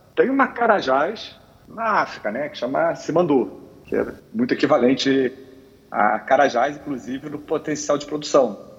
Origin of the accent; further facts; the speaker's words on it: Rio de Janeiro, Brazil; Eu sou carioca